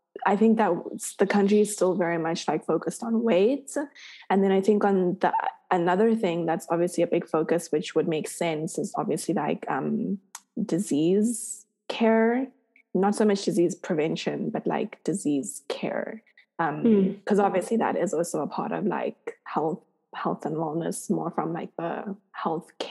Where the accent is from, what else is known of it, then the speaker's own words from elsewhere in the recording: South Africa; my experience as a South African person